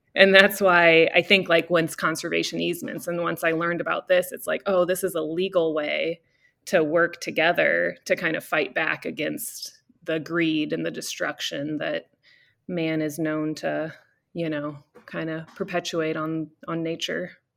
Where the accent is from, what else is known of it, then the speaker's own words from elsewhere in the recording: Cedar Falls, Iowa, United States; moved away as an adult; also born or lived in Colorado; now in California, United States; I grew up in, uh, in Cedar Falls, Iowa